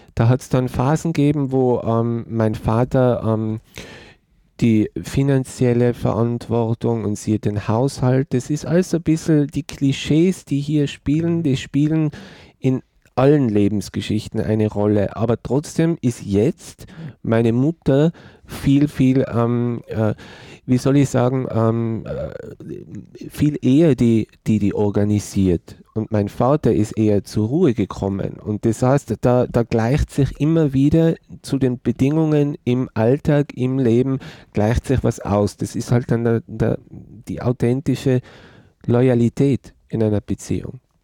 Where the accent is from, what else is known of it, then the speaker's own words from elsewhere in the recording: Tyrol, Austria; ich komme aus Tirol. Ich bin in den 70er Jahren geboren und meine Generation in Tirol als schwuler Mann aufzuwachsen